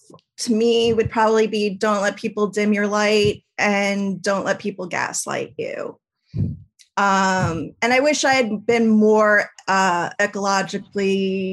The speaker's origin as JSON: {"language": "English", "region": "New York", "country": "United States", "moved": "yes", "lives_now": "Seattle, United States", "said": "I live in Seattle now and I'm from New York originally"}